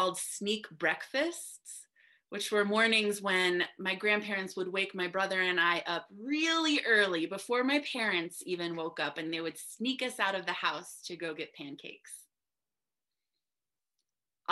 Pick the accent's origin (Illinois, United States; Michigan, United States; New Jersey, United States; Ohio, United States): New Jersey, United States; I grew up in New Jersey